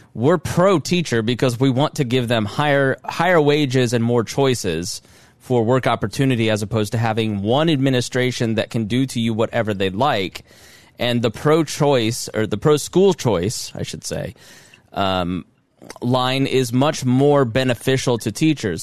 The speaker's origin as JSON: {"language": "English", "town": "Plainfield", "region": "Indiana", "country": "United States", "tie": "born or raised there", "also_born_or_lived": "Southport, Indiana", "said": "the people of Plainfield, Indiana, my hometown, have, uh, an excessively abusive police force, which we did not growing up"}